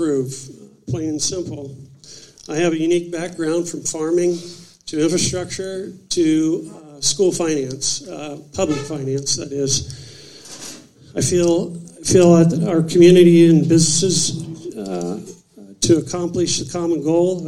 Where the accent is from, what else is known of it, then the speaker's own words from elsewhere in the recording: Marengo, Ohio, United States; I'm from Marengo. Grew up on a dairy farm there.